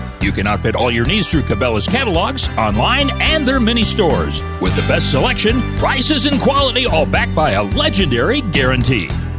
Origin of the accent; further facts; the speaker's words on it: Michigan, United States; I was born and raised in Michigan